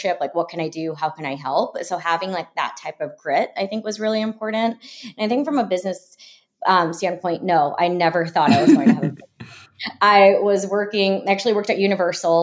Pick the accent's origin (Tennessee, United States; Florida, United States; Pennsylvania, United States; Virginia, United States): Florida, United States; I grew up in Florida